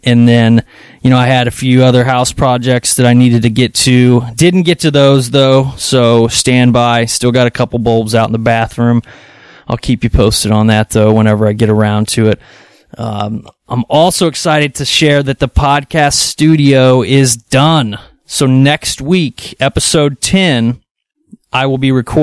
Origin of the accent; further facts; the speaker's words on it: Kansas City, Kansas, United States; now in Edwardsville, United States; we live in Edwardsville, Illinois. I'm from Kansas City, Kansas.